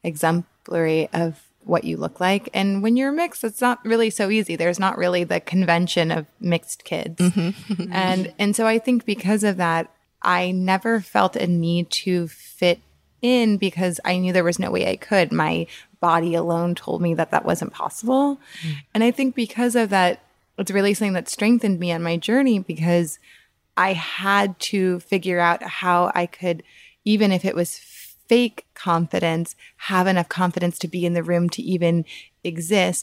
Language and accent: English; New Orleans, Louisiana, United States; now in New York, United States; I am from New Orleans, Louisiana, which is in the south of America, of the US. And I grew up in a place that is pretty racist